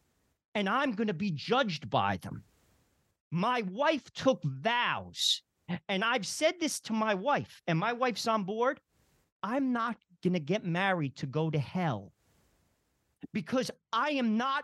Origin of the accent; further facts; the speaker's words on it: New Jersey, United States; I'm from New Jersey